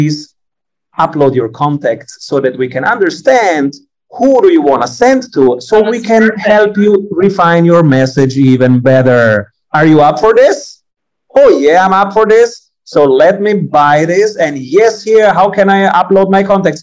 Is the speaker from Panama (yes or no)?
no; Italy; I'm Italian